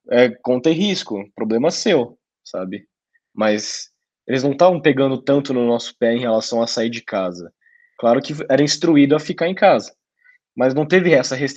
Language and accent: Portuguese; Brazil; enquanto brasileiro aqui no Brasil